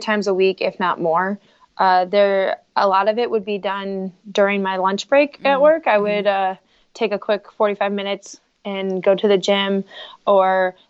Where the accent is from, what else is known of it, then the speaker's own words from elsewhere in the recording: St. Louis, Missouri, United States; also born or lived in Southern Indiana; I work for the corporate offices in St. Louis. I moved home from Southern Indiana in the summer of 2015